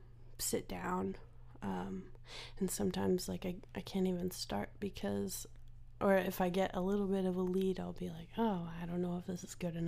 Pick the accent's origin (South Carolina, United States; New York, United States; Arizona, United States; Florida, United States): Arizona, United States; Phoenix; also born or lived in Nashville; I've been going back and forth between Phoenix and Nashville for pretty much my whole life.